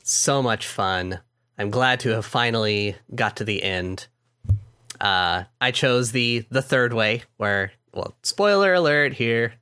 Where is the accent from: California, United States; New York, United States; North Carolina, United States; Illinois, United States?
California, United States; I'm from California